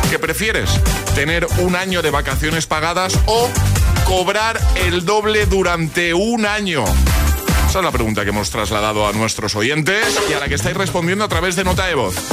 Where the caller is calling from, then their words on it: Madrid, Community of Madrid, Spain; Buenos días … de Madrid.